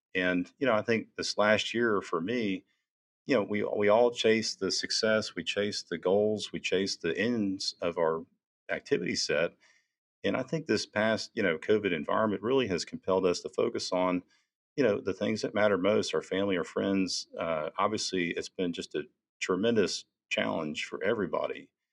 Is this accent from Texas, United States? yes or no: yes; Houston, Texas, United States; I was born and raised in Houston